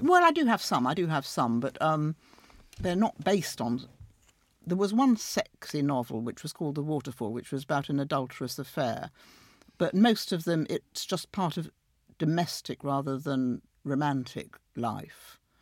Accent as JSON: {"language": "English", "town": "Sheffield", "region": "Yorkshire and the Humber", "country": "United Kingdom", "tie": "born or raised there", "moved": "yes", "said": "during the miners' strike in Sheffield, my hometown, I went back a lot"}